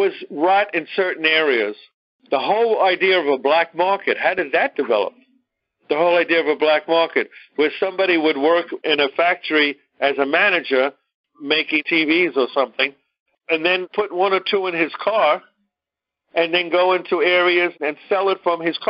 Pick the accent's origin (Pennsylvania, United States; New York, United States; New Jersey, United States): New York, United States; New York City; accent: Brooklyn; my Brooklyn accent